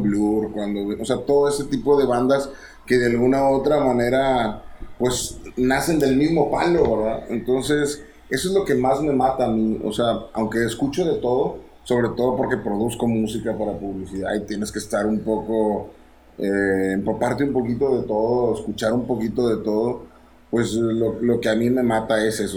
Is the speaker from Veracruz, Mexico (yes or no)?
no; Monterrey, Nuevo León, Mexico; soy de Monterrey, entonces el soundtrack que se escuchaba en mi casa